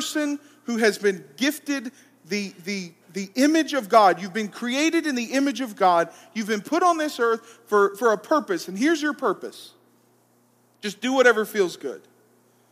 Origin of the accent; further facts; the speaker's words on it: Columbus, Georgia, United States; I'm from Columbus, Georgia.